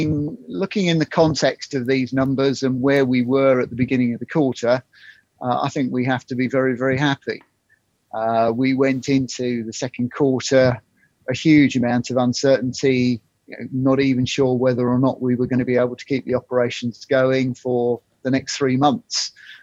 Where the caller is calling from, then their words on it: South East England, United Kingdom; In Surrey. So enjoying the heat wave down here.